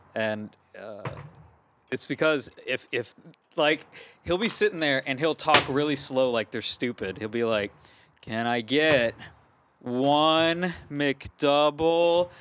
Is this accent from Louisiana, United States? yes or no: yes; Gonzales, Louisiana, United States; I'm from Gonzales, Louisiana